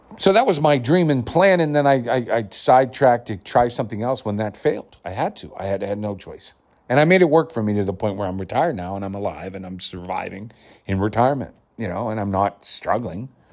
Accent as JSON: {"language": "English", "town": "Pittsburgh", "region": "Pennsylvania", "country": "United States", "tie": "born or raised there", "said": "I was born in the Pittsburgh area, right where Carnegie Mellon was. And I was well regarded and renowned through high school and my younger years for my performing and acting"}